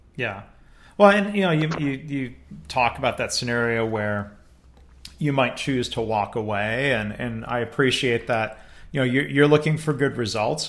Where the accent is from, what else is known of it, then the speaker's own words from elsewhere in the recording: Livonia, Michigan, United States; my hometown district in, uh, Michigan, the, uh, Detroit suburbs, Livonia Public Schools